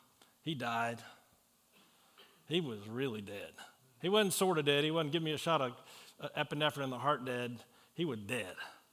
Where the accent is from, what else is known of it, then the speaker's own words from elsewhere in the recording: Roanoke, Virginia, United States; we're from Big Lick. Do you know Roanoke was called Big Lick before it was Roanoke?